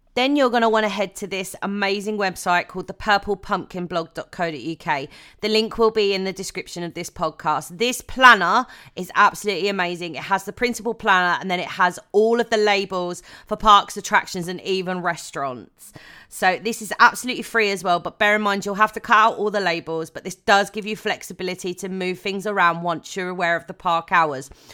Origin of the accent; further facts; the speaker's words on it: United Kingdom; I am a Brit